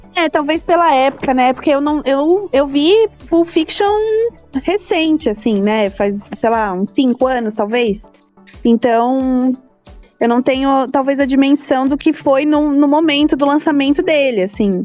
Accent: Brazil; como bom brasileiro

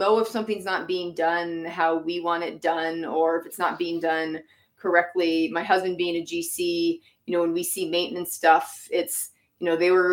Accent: Massachusetts, United States; born or raised there; moved away as an adult; now in Utah, United States

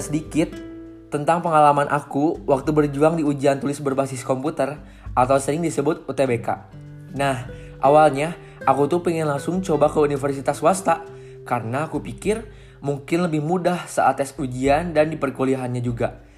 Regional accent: Bandung, West Java, Indonesia; Saya berasal dari Bandung.

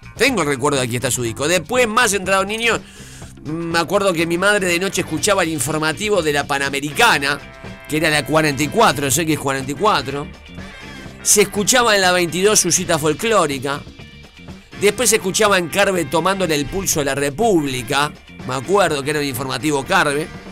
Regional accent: Uruguay; me crié escuchando en CX40

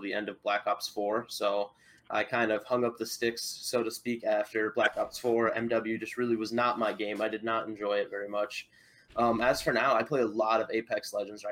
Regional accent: Iowa, United States; I'm from Iowa

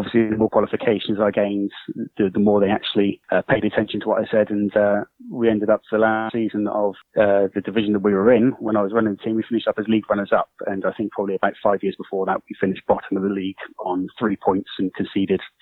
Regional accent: Salisbury, South West England, United Kingdom; Originally, I'm from a place called Salisbury, which is actually near where Stonehenge is

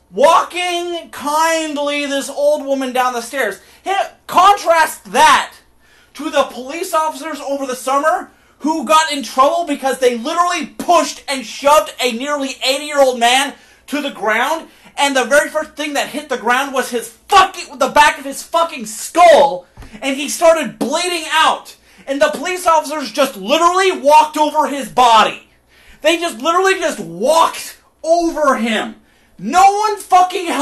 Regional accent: Oregon, United States; I'm from Oregon.

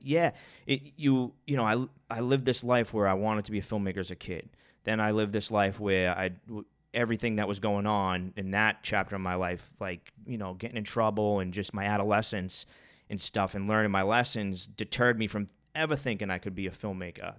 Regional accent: Boston, Massachusetts, United States; I grew up in Charlestown and it was like chaos in my life. I grew up on the projects

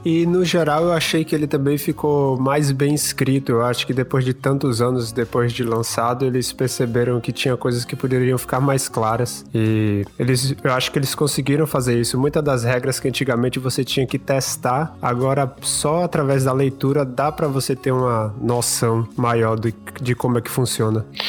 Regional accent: Salvador, Bahia, Brazil; now in St. John's, Canada; Nesse momento eu estou aqui no Canadá, na cidade de St. John's, mas eu sou originalmente de Salvador

